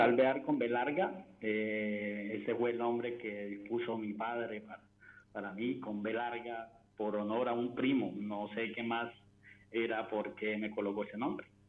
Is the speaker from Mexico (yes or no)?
no; Barranquilla, Atlántico, Colombia; Barranquilla, Colombia